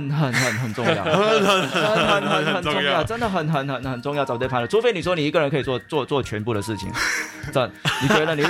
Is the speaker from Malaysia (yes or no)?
yes; Malaysia; moved away as an adult; now in Singapore; 那其实我是马来西亚人啊，我马来西亚毕业了过后，我就来了新加坡。